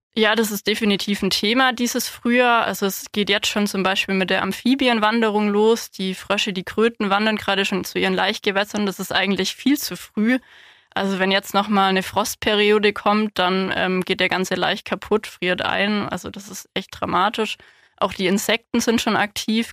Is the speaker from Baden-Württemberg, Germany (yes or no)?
yes; Ulm, Baden-Württemberg, Germany; also born or lived in Marbach / Hohenheim / Tübingen; now in Landkreis Heidenheim, Germany; Ich bin hier in Ulm aufgewachsen, im Ortsteil Donaustetten